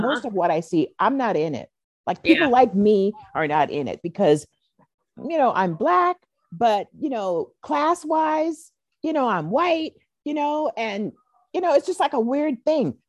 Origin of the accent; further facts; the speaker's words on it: Seattle, Washington, United States; I was born here in Seattle